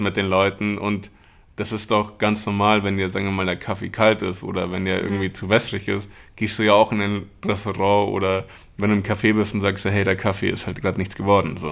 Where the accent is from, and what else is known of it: Munich, Bavaria, Germany; born or raised there; also born or lived in Mexico / Buenos Aires, Argentina